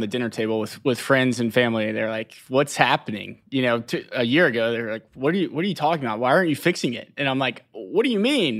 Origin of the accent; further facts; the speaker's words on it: Chattanooga, Tennessee, United States; I am originally from Chattanooga